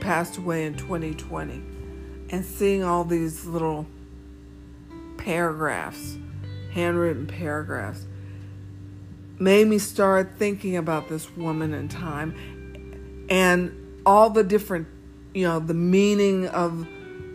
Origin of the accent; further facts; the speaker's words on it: the South, United States; we are African American in the South.